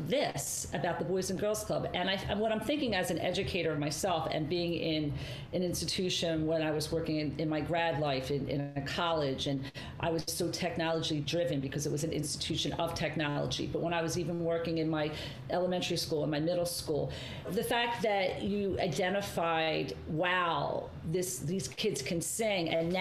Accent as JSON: {"language": "English", "town": "Margate", "region": "New Jersey", "country": "United States", "tie": "born or raised there", "also_born_or_lived": "Atlantic City", "said": "growing up in Margate, growing up in these areas, growing up in Atlantic City"}